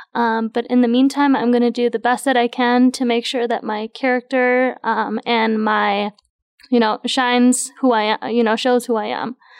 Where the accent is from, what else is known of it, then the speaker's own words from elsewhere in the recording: United States; I as well was grown up here